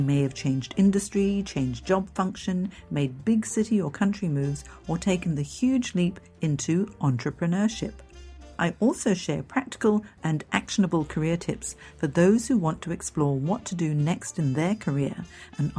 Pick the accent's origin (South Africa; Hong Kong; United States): Hong Kong; moved away; I'm from Hong Kong originally. I grew up there